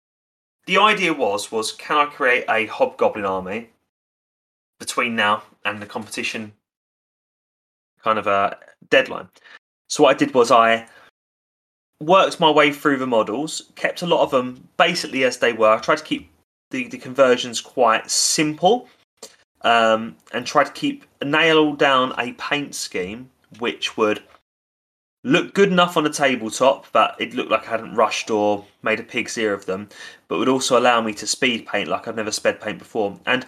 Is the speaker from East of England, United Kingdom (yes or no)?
yes; Basildon, East of England, United Kingdom; born there; I was born in Basildon in 1999.